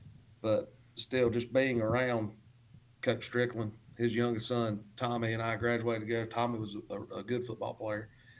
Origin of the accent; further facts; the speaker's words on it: Gaffney, South Carolina, United States; I'm from the what we call the good side of the Highway 18 rivalry. I'm from Gaffney, born and raised there.